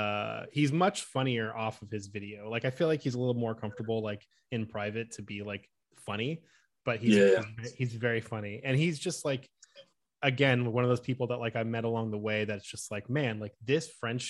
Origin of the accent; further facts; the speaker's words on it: Oakland, California, United States; moved away as an adult; also born or lived in Los Angeles, United States; now in Milwaukee, United States; I'm actually from the Bay Area. So I grew up and I lived near San Francisco in Oakland for most of my life